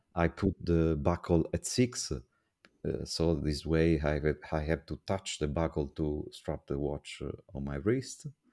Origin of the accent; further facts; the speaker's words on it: Italy; I'm from Italy.